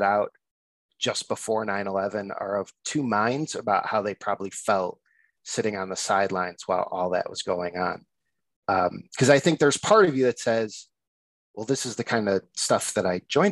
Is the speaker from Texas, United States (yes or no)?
no; Addison, Illinois, United States; accent: nasal Chicago; now in Chicago, United States; I'm from the burbs of Chicago, actually Addison, but I've been living in the city now for 11, 12 years